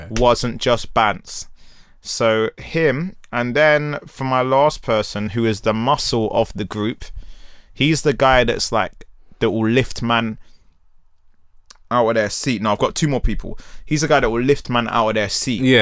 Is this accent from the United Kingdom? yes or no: yes; London, United Kingdom; growing up in Peckham.